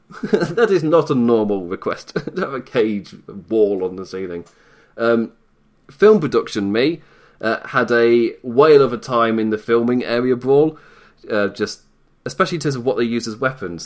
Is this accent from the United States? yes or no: no; United Kingdom; I'm British overall